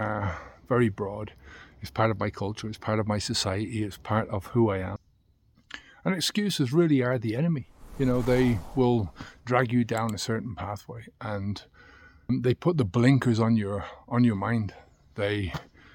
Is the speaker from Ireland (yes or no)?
yes; Ireland; It's part of who I am as an Irishman.